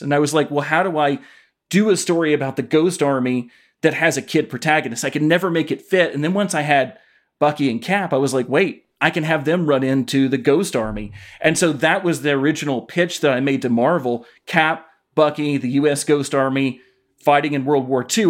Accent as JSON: {"language": "English", "town": "Knoxville", "region": "Tennessee", "country": "United States", "tie": "born or raised there", "said": "I grew up in Knoxville, Tennessee"}